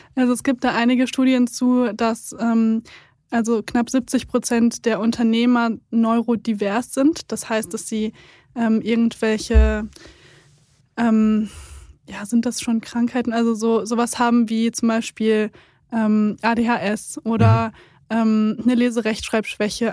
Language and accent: German; Siegen, North Rhine-Westphalia, Germany; Und ich bin in Siegen aufgewachsen, da gibt es viele Industrieunternehmen.